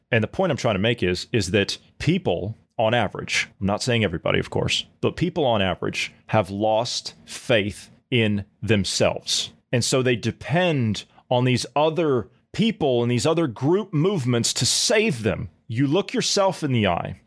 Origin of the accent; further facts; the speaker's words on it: Ohio, United States; moved away; my home state of Ohio where I come from